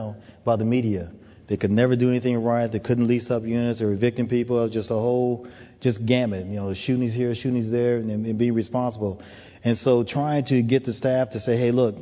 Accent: United States; accent: American; moved away as an adult; now in Toronto, Canada; being an American with this wonderful accent that I have

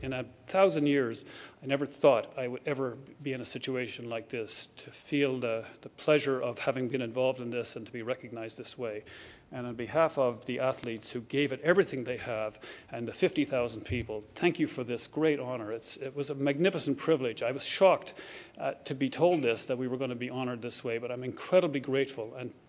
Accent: Ireland; accent: Irish; now in Canada; Irish accent, and I don't believe that there's any other country in the world where a person with my accent could be given a job like this, to be given an opportunity like this.

